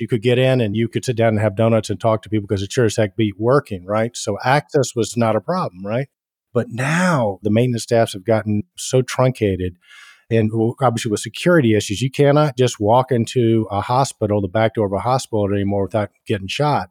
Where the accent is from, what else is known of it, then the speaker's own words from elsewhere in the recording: Atlanta, Georgia, United States; accent: Southern; I'm born and raised in Atlanta, Georgia.